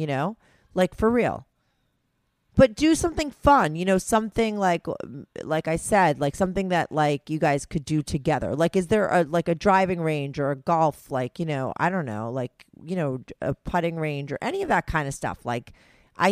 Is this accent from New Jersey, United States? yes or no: yes; New Jersey, United States; I grew up in New Jersey